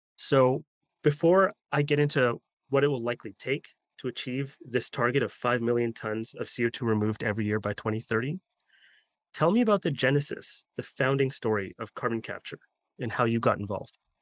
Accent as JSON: {"language": "English", "country": "Canada", "said": "I'm Canadian myself"}